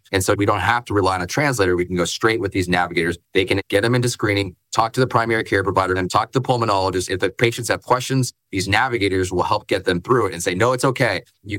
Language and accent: English; United States; I'm Asian American, but I'm fourth generation Japanese, so I've been here for a long time.